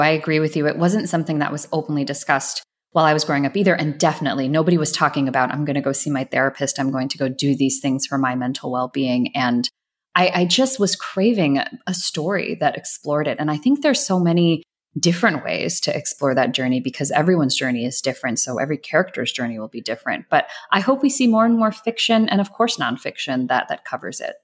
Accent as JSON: {"language": "English", "town": "Atlanta", "region": "Georgia", "country": "United States", "tie": "born or raised there", "said": "I grew up in a suburb right outside of Atlanta."}